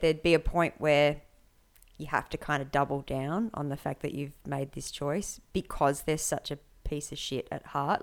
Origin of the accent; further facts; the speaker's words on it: Perth, Western Australia, Australia; I grew up in Perth, in the eastern suburbs